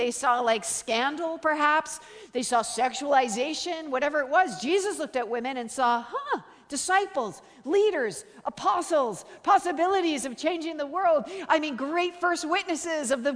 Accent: Canada; I'm Canadian

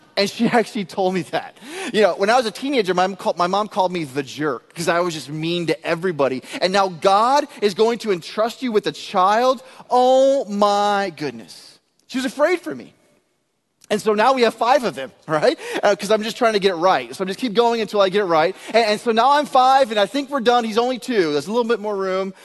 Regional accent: Texas, United States; I am from Texas

